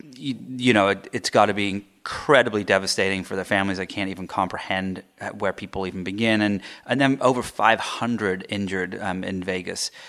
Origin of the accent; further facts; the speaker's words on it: England, United Kingdom; moved away; I grew up in England.